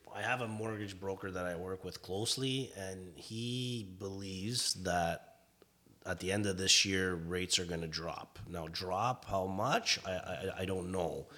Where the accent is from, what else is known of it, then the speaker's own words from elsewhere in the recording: Vaughan, Ontario, Canada; moved away as an adult; now in Etobicoke, Canada; growing up in Vaughan as well